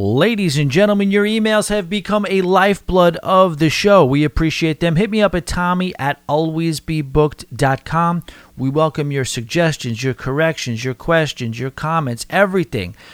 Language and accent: English; New York, United States; accent: New York; my New York accent.